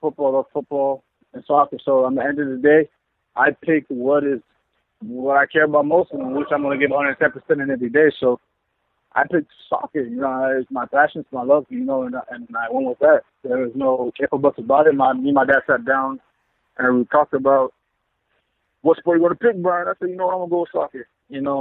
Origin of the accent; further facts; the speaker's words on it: South Florida, United States; moved away as an adult; now in Vancouver, Canada; I'm from South Florida